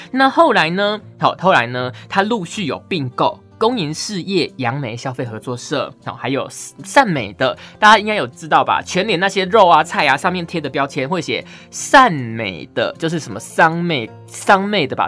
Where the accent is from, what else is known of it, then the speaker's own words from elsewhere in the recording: Pingtung County, Taiwan; 以前小时候，在屏东的时候，我妈还会去那个买